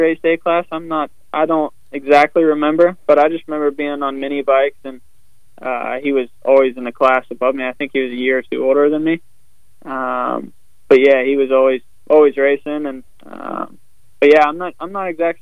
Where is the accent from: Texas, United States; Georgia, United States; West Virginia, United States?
West Virginia, United States; from where I grew up in West Virginia